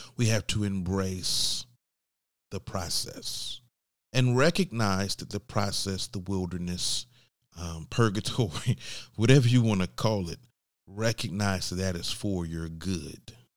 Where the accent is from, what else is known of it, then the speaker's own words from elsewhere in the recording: Georgia, United States; I'm from Georgia